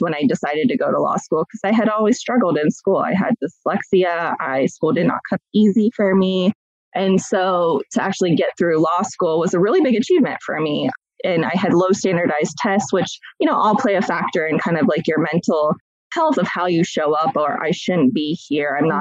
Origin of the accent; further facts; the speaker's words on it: Columbus, Ohio, United States; I have been born and raised in Columbus, Ohio, still reside here today